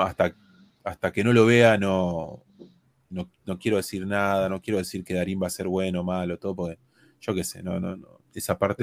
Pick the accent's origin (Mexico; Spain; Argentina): Argentina; somos nosotros argentinos